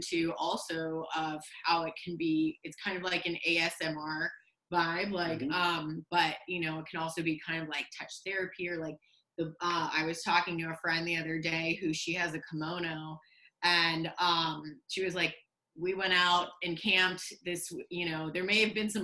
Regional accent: South Florida, United States; growing up in South Florida or a small hometown

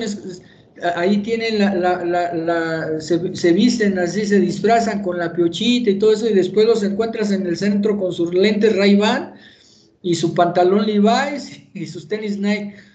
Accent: Durango, Mexico; ahí en mi tierra, en Durango, en Tierra Blanca

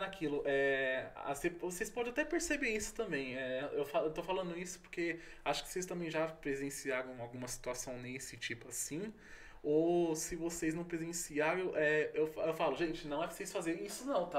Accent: São Paulo, Brazil; eu sou de São Paulo, porém não estou em São Paulo

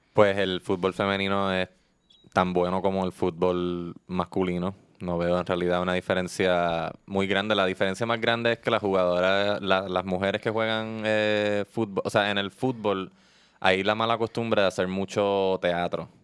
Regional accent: Puerto Rico; aquí en Puerto Rico

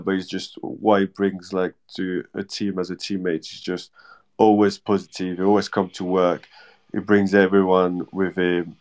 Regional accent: Normandy, France; English is a second language; now in Bournemouth, United Kingdom; I'm like from Normandy

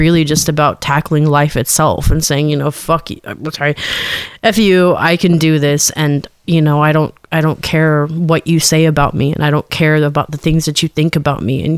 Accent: Alaska, United States; I'm from Alaska, where the ratio male to female, there's a lot more men

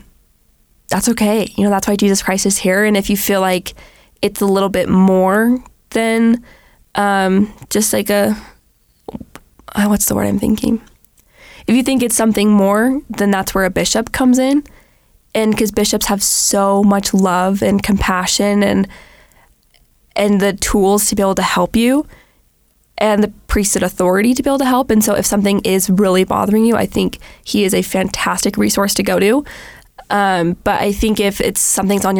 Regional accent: Los Angeles, California, United States; I was in the second grade and I grew up in California

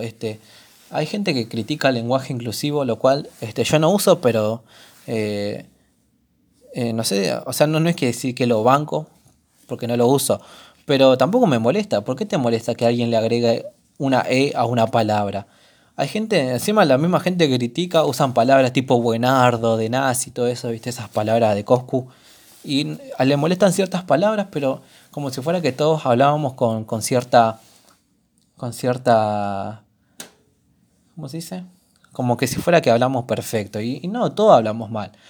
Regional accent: Argentina; todos los argentinos

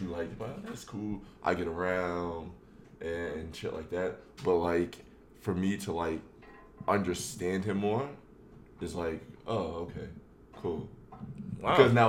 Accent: New York, United States; I'm from New York.

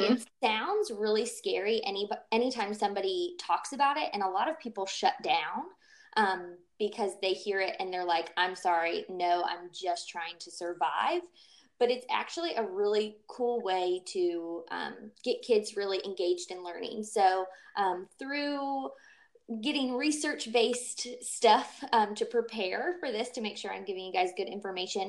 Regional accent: Maryland, United States; moved away as an adult; also born or lived in North Carolina; now in Georgia, United States; I'm originally from Maryland, so Georgia was just where I went to college

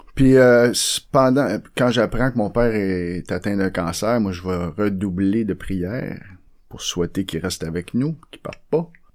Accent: Montreal, Quebec, Canada; j'étais un modèle 1969. Je sorti de la chaîne de montage à Saint-Henri.

